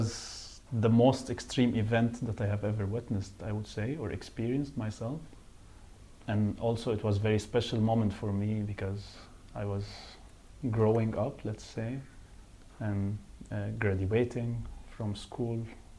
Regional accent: Cairo, Cairo Governorate, Egypt; moved away as an adult; now in Brussels, Belgium; I'm from Egypt in Cairo because I was born there and raised there. But if we follow that logic, then I would say, okay, but now I'm 10% Belgian because I lived in Brussels for 4 years now.

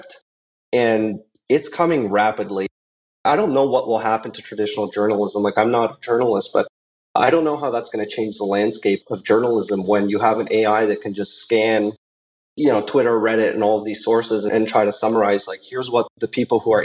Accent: Canada; I'm Canadian

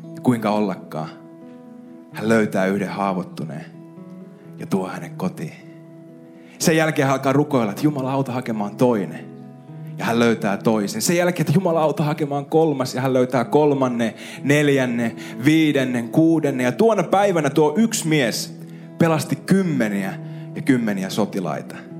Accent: Ostrobothnia, Finland; meillä Pohjanmaalla

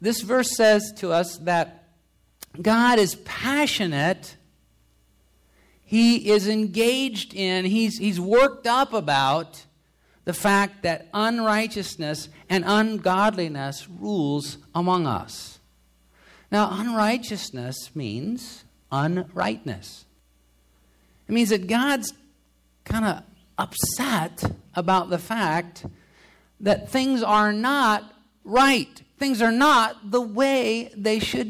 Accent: United States; I'm an American

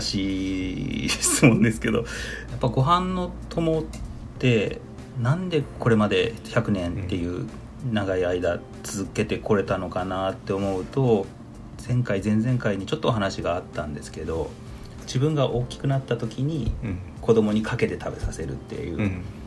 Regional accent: Oita, Japan; moved away as an adult; now in Kumamoto, Japan; 私はですねもともとは大分 出身で最初に就職したところも大分だったんですけど

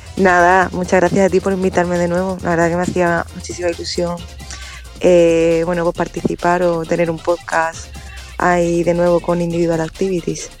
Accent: Hinojos, Andalusia, Spain; cerca de mi pueblo, en Hinojos

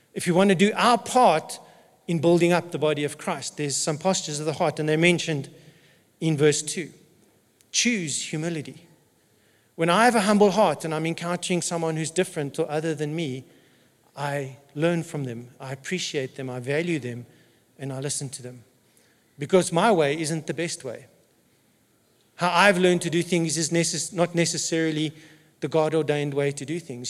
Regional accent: South Africa; first language English; I'm an English speaking South African who happens to be white

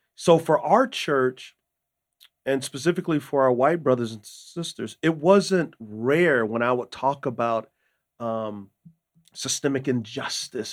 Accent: San Antonio, Texas, United States; moved away as an adult; also born or lived in Utah; I grew up in San Antonio, Texas

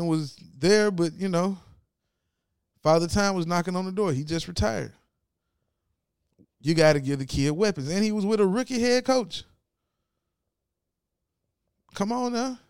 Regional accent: Ripley, Tennessee, United States; My hometown, Ripley, Tennessee

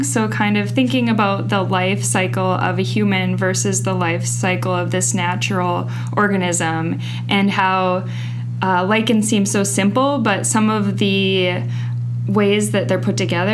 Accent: North Dakota, United States; moved away as an adult; also born or lived in Bozeman, Montana / Wisconsin; now in Russellville, United States; I was born in North Dakota and grew up on a farm.

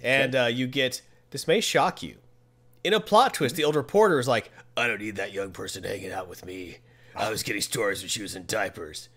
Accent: United States; I'm from America

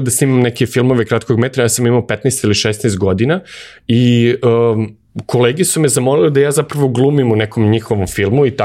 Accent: Belgrade, Serbia; ja sam odrastao u Beogradu

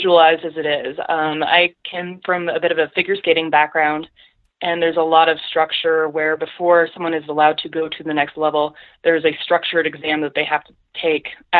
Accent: Colorado, United States; moved away as an adult; also born or lived in Wisconsin; I grew up in Colorado and grew up doing, you know, powder days with my dad.

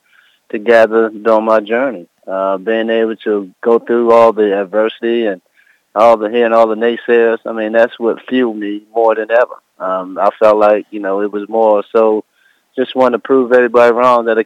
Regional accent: Baltimore, Maryland, United States; growing up in the inner city of Baltimore, you know, where I came from.

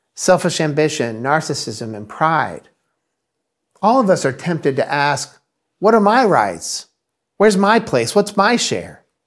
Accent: Indiana, United States; moved away as an adult; now in Massachusetts, United States; we're originally from the Midwest, from Indiana.

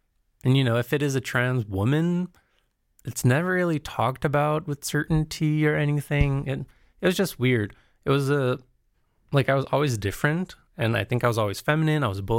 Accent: Brazil; also born or lived in United States; especially because I grew up in Brazil and in the States.

